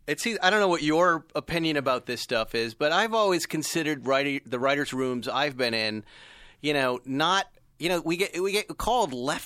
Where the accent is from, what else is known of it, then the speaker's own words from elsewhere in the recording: Massachusetts, United States; I'm from Massachusetts.